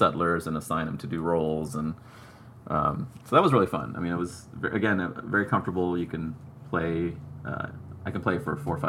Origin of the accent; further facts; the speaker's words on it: Sri Lanka; born there; I was born in Sri Lanka, which is a former British colony